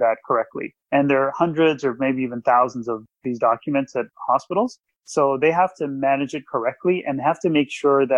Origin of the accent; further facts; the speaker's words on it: Toronto, Ontario, Canada; also born or lived in Ottawa, Ontario; I came back from Ottawa to Toronto, where I'm from